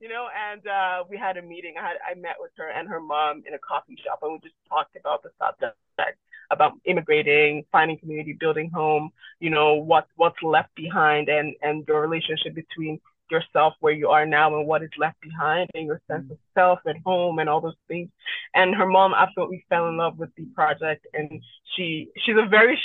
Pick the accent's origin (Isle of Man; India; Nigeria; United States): Nigeria; now in Canada; I'm an immigrant myself. I moved from Nigeria to Canada